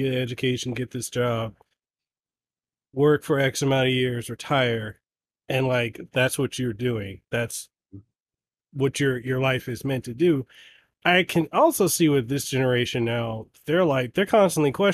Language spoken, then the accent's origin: English; Memphis, Tennessee, United States; now in Honolulu, United States; I'm from South Memphis